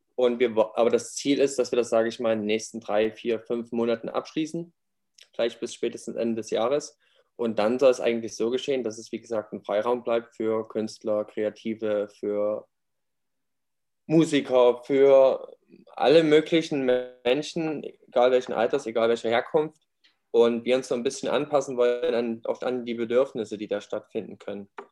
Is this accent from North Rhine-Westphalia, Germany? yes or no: no; near Leipzig, Saxony, Germany; Ich bin auch aus der Nähe von, in der Nähe von Leipzig aufgewachsen, in der Kleinstadt